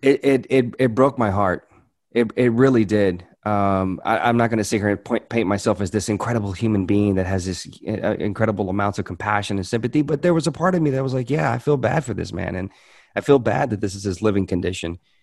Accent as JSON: {"language": "English", "town": "Hope", "region": "Arkansas", "country": "United States", "tie": "born or raised there", "also_born_or_lived": "Louisiana", "said": "I was born in Louisiana. I, but I, I moved to Arkansas when I was nine years old"}